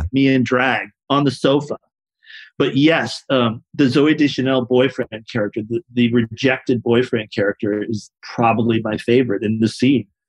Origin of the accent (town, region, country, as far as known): San Diego, California, United States; born or raised there